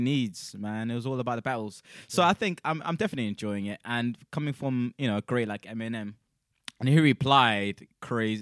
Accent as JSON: {"language": "English", "country": "South Africa", "moved": "yes", "lives_now": "United Kingdom", "said": "I'm South African as well"}